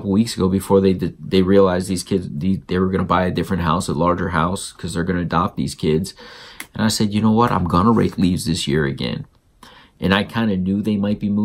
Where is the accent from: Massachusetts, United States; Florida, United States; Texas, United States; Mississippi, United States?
Florida, United States; South; now in Georgia, United States; I grew up in South Florida.